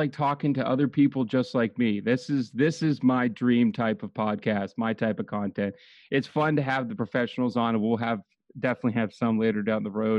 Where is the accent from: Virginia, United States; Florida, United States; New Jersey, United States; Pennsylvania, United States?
Pennsylvania, United States; I have always stayed in Pennsylvania.